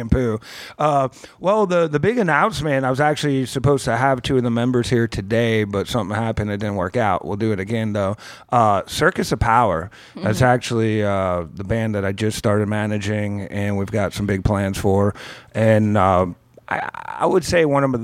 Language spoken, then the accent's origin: English; New York, United States; growing up in New York